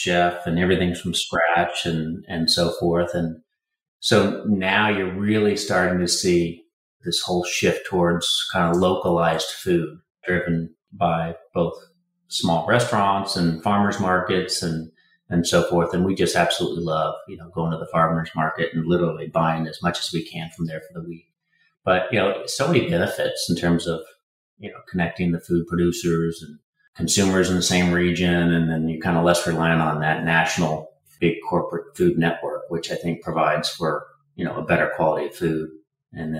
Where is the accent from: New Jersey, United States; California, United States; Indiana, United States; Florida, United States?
Indiana, United States; I was born in the Midwest in Indiana